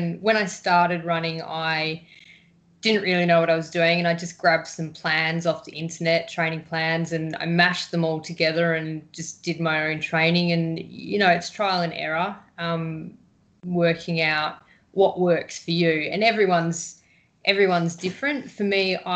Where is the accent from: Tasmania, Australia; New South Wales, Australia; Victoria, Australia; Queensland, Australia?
Victoria, Australia; also born or lived in Fremantle, Western Australia; now in Western Australia, Australia; I'm from Victoria, so over there we row and it's quite nice weather. And when I came over here